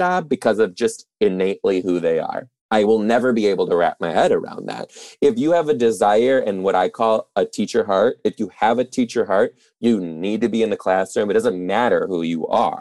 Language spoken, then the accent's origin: English; Detroit, Michigan, United States; moved away; I'm originally from Detroit too